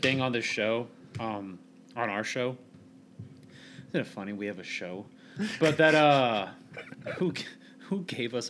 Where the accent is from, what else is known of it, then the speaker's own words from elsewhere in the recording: Hebron, Indiana, United States; now in Valparaiso, United States; I grew up in Hebron, obviously, which you and most of our listeners know, and it's a very small town, a very small, ignorant piece of shit town with nothing there. And me moving to Valpo was the best thing that happened for me.